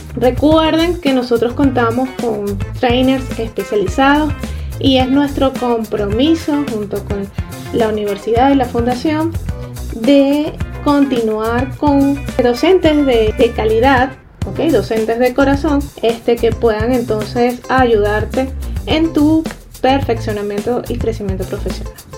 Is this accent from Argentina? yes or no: no; Venezuela